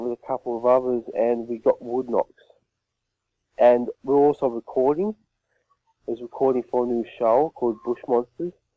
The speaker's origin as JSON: {"language": "English", "country": "Australia", "tie": "born or raised there", "said": "where I live, there's actually a football team t- called the Yowies as well from my hometown"}